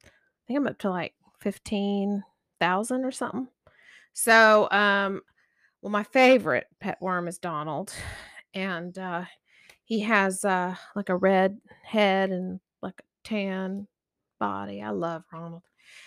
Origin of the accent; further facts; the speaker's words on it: Corsicana, Texas, United States; I'm from Corsicana, Texas, and I love worms.